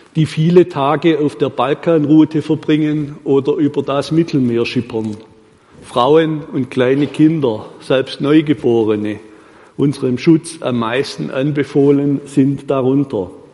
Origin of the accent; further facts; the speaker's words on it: Baden-Württemberg, Germany; bei uns in Württemberg